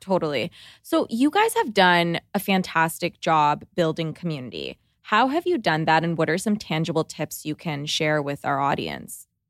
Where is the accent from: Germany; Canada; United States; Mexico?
Canada; Toronto, Ontario; we're from Toronto